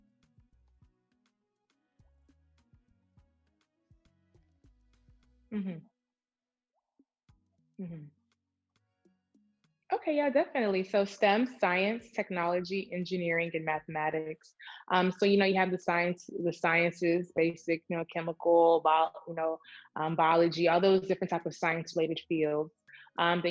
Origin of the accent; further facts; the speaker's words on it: Nigeria; I'm Nigerian, but you know, I'm a brown Black minority